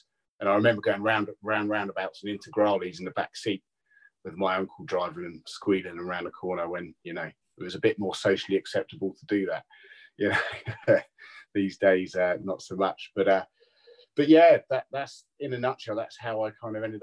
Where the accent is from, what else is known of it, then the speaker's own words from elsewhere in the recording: Tring, East of England, United Kingdom; moved away as an adult; now in Bournemouth, United Kingdom; I grew up in Tring